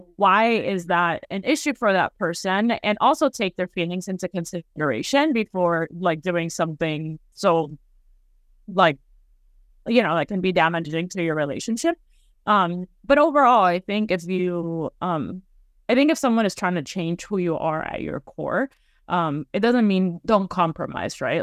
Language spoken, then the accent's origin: English; Miami, Florida, United States; moved away; growing up, like, in Florida, it's very much, or in Miami anyway